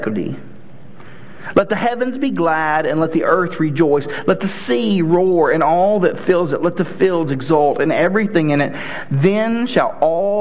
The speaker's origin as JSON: {"language": "English", "region": "Tennessee", "country": "United States", "moved": "yes", "said": "I'm from Tennessee"}